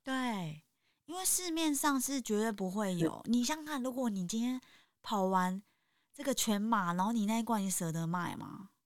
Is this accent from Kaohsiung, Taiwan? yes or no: no; Taipei, Taiwan; 我自己也是在台北出生长大